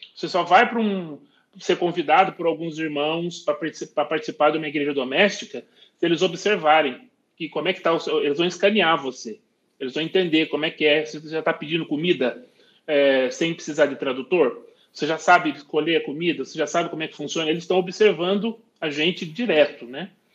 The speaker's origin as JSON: {"language": "Portuguese", "country": "Brazil", "said": "nós brasileiros"}